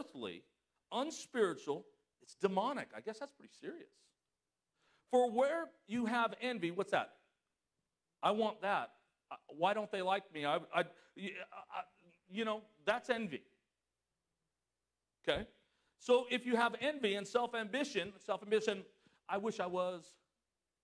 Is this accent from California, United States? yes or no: yes; Southern California, United States; moved away; I was from Southern California. I mean, California, I lived right on the beach.